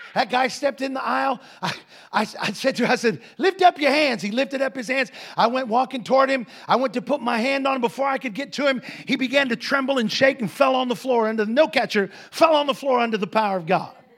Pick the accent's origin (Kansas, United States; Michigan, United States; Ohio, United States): Ohio, United States; moved away; also born or lived in Defiance, Ohio; I grew up in Ohio.